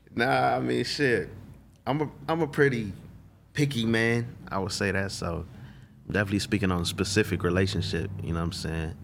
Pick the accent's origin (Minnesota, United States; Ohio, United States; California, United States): California, United States; Los Angeles; also born or lived in Inland Empire, California; I'm from South Central L